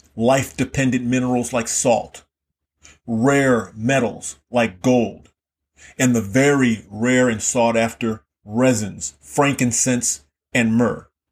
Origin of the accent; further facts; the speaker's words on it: Key West, Florida, United States; I grew up in Key West, Florida, which is in the Florida Keys